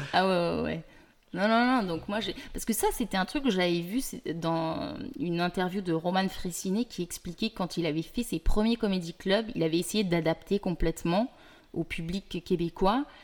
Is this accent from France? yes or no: yes; France; moved away as an adult; also born or lived in Paris; now in Montreal, Canada; je suis française